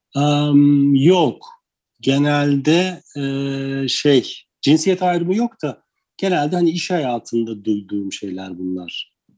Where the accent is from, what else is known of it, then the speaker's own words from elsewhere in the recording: Istanbul, Turkey; moved away as an adult; also born or lived in Karşıyaka, İzmir; now in Urla, Turkey; ben İstanbul doğumluyum